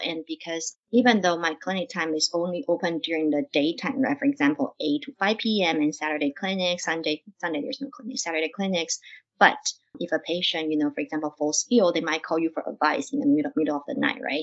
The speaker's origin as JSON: {"language": "English", "country": "Taiwan", "also_born_or_lived": "Cleveland, Ohio", "moved": "as an adult", "lives_now": "Oregon, United States", "said": "I'm actually from Taiwan and I finished my undergrad in Taiwan"}